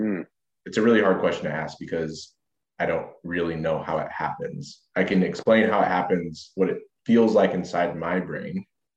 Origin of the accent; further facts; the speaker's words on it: United States; I'm from America.